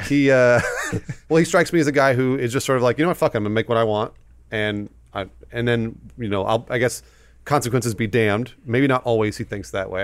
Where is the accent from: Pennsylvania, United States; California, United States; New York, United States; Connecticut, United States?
California, United States; Southern; Adam and I, we grew up here in Southern California